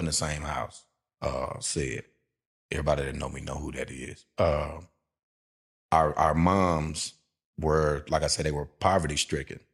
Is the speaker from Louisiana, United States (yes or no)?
yes; Shreveport, Louisiana, United States; I'm a Tampa Bay Buccaneer fan, and I'm from Shreveport, Louisiana.